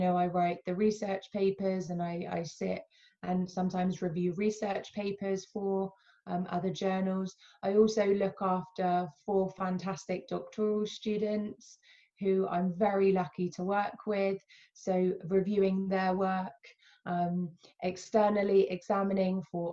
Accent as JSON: {"language": "English", "country": "United Kingdom", "also_born_or_lived": "Alabama, United States", "said": "I would identify as dual heritage. So I am British, Palestinian"}